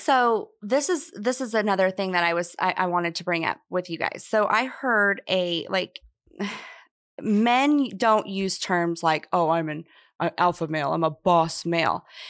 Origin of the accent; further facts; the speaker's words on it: Kansas, United States; moved away as an adult; also born or lived in Nashville, Tennessee; now in Tampa, United States; I opened another hair salon in my hometown in Kansas